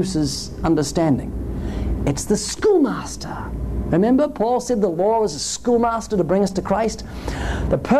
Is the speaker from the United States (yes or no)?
no; New Zealand; I come from New Zealand, 70 million sheep, 3 million people.